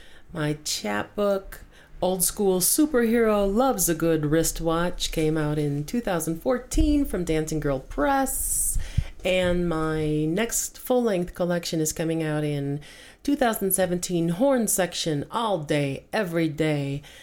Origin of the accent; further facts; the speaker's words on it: Chicago, Illinois, United States; I'm from Chicago originally.